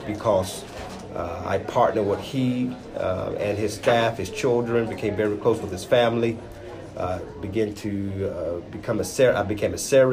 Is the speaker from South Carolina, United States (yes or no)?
yes; Greenville, South Carolina, United States; The great state of South Carolina